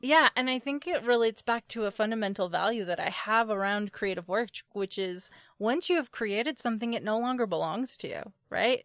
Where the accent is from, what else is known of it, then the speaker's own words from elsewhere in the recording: Appalachia, United States; I come from Appalachians. Like, I, I come from people who worked in coal mines